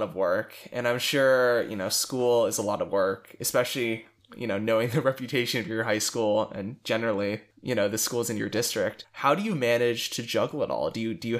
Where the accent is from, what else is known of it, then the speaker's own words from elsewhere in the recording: Dallas, Texas, United States; I'm from Dallas.